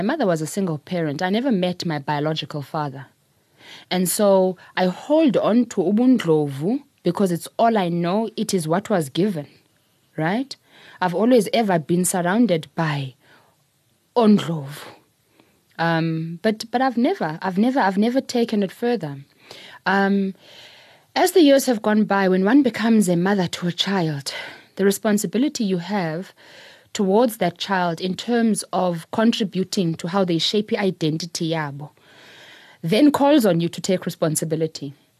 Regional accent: Queenstown, Eastern Cape, South Africa; So we're from Queenstown. On my first trip there, and I might be taking things a bit further than what I should, but on my first trip to Ewu, I was with my mother.

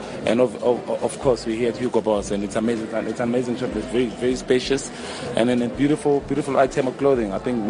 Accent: Durban, KwaZulu-Natal, South Africa; I come from Durban

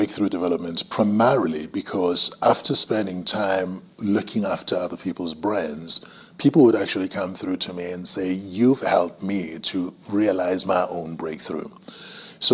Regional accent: Umhlabuyalingana, KwaZulu-Natal, South Africa; That's where I originate from. Yeah. And the specific place is called Kwamahlungulu. I grew up in a space where I just had cattle all around.

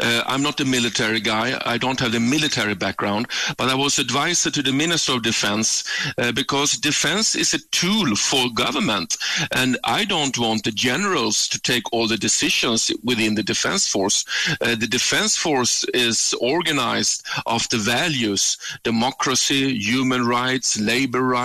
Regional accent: Sweden; born or raised there; moved away as an adult; now in South Africa

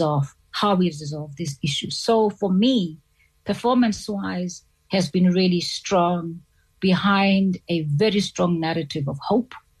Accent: South Africa; as a South African

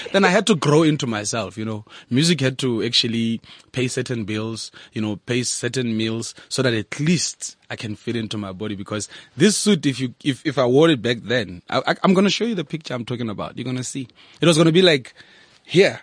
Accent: Lesotho; also born or lived in Thaba Nchu, South Africa; now in Bloemfontein, South Africa; I'm from Lesotho, first of all. And I live in Bloemfontein. I started in Tabanchu when I came to South Africa

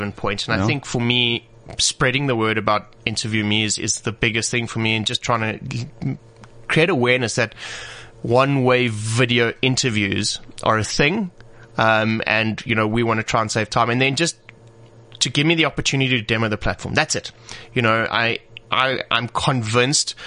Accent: South Africa; we are proudly South African

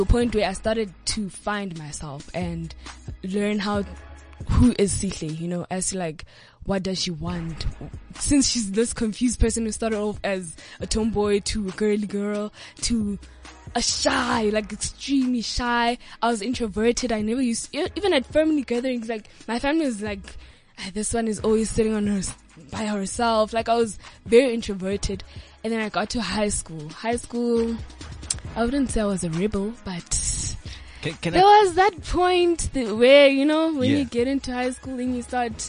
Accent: Johannesburg, Gauteng, South Africa; also born or lived in Kagiso / Queenstown, Eastern Cape (ancestry); I was born in Johannesburg, the West Rand, where I started living in Kagiso, and then I moved to Waldo Park. So now I'm still at Waldo Park.

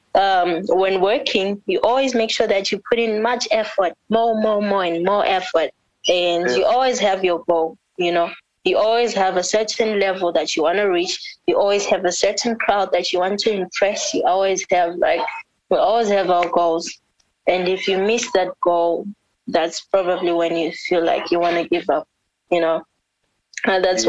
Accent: South Africa; first language Ndebele; English is a second language; also born or lived in Bulawayo, Zimbabwe; now in Zimbabwe; I was born in South Africa, but it's not like I've always like told everyone. But y'all know the reason why I sing like this is because I was raised in South Africa

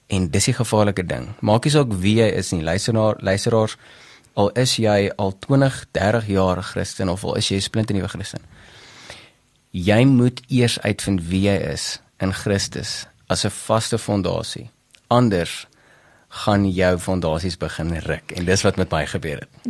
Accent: Bethal, Mpumalanga, South Africa; also born or lived in Delmas / Pretoria; ek het grootgeword maar in 'n klein dorpie met die naam Bethel

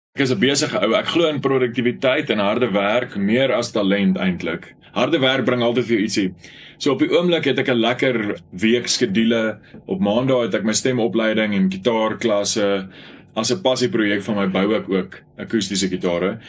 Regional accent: Bronkhorstspruit, Gauteng, South Africa; ek in Bronkhorstspruit in my tuisdorp

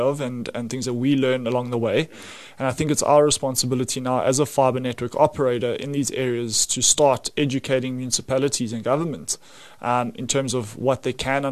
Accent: South Africa; as a South African

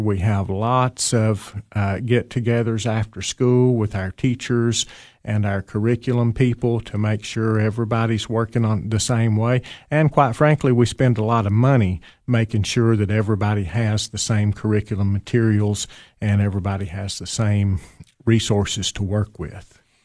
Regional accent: Fentress County, Tennessee, United States; moved away as an adult; also born or lived in Putnam County, Tennessee; I grew up in Fentress County, uh, graduated from Clark Range High School many, many years ago

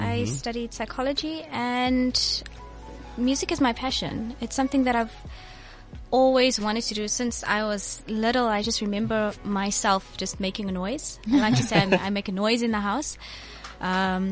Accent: Johannesburg, Gauteng, South Africa; I'm from a little community called Westbury.

